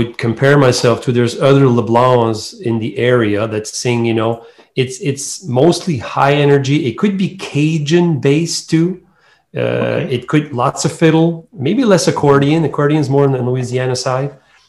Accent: Bouctouche, New Brunswick, Canada; accent: Acadian French; first language French; English is a second language; we're all from Bactouche. It's a small town, about 2,000 people for population there.

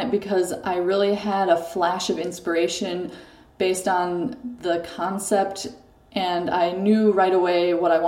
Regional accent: Waseca, Minnesota, United States; also born or lived in Chicago, Illinois; now in Paris, France; grew up in Waseca, Minnesota

